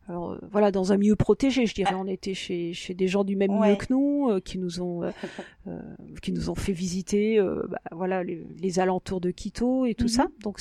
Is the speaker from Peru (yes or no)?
yes; Peru; born there; moi je suis née au Pérou, donc pour moi c'est un continent enfin le Pérou déjà un pays en tant que pays